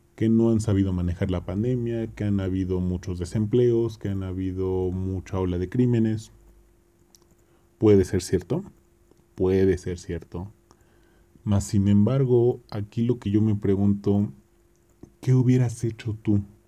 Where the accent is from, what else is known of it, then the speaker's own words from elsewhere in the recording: Mexico; nosotros también como pueblo mexicano